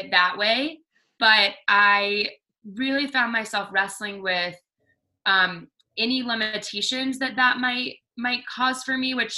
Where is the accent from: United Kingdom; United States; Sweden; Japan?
United States; the South; I grew up in the South